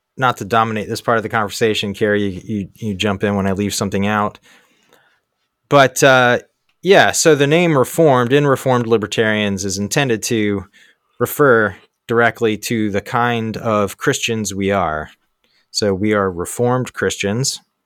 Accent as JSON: {"language": "English", "town": "Baltimore", "region": "Maryland", "country": "United States", "tie": "born or raised there", "also_born_or_lived": "Asia / Europe", "moved": "as an adult", "lives_now": "Susquehanna Valley, Pennsylvania, United States", "said": "I was born and raised in Baltimore"}